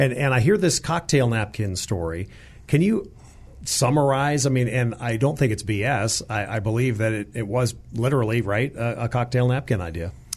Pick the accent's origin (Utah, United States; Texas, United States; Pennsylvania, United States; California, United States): California, United States; San Diego; currently at my hometown of, of San Diego